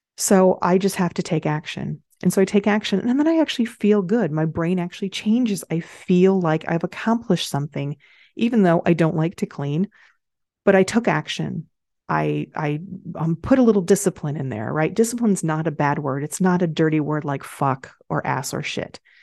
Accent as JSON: {"language": "English", "region": "Michigan", "country": "United States", "tie": "born or raised there", "said": "I grew up in Michigan"}